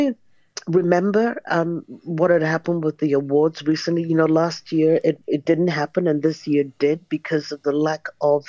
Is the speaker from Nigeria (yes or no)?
yes; Nigeria; Most people don't believe I'm Nigerian. In fact, I look in the mirror and I'm thinking, are you Nigerian?